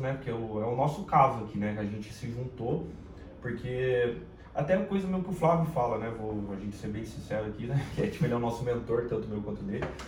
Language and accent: Portuguese; Caçapava, São Paulo, Brazil; accent: paulista; moved away as an adult; now in Rio de Janeiro, Brazil; E eu sou de São Paulo, né? Da capital. É, quando eu fui criança, fui pro interior de, de São Paulo, principalmente Caçapava